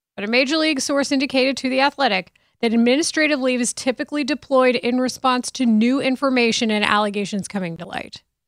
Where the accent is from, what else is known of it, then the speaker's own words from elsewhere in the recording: Denton, Texas, United States; I'm from Denton